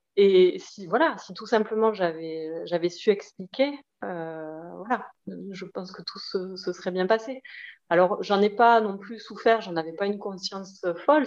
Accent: Toulouse, Occitania, France; accent: petit accent; moved away as an adult; also born or lived in Paris region; je revenais vivre dans ma ville d'origine à Toulouse

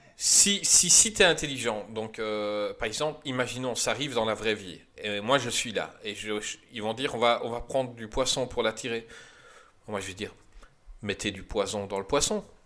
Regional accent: Belgium; en tant que Belge

